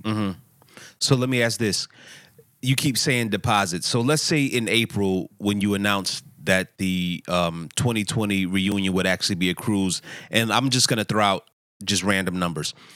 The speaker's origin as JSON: {"language": "English", "town": "Philadelphia", "region": "Pennsylvania", "country": "United States", "said": "I'm from Philadelphia"}